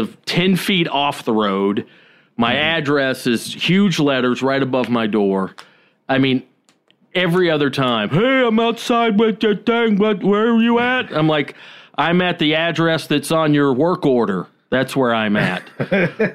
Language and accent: English; Georgia, United States; moved away; Growing up in Georgia